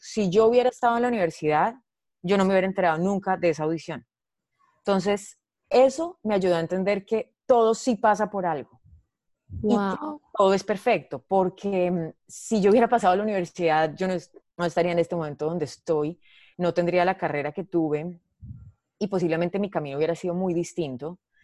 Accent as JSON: {"language": "Spanish", "town": "Medellín", "region": "Antioquia", "country": "Colombia", "tie": "born or raised there", "said": "nací en Medellín en diciembre del 86"}